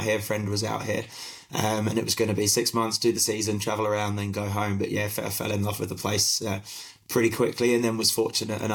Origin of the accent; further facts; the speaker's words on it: United Kingdom; moved away as an adult; now in Melbourne, Australia; I don't know if you can still hear in my accent from the UK originally, but now out here in Australia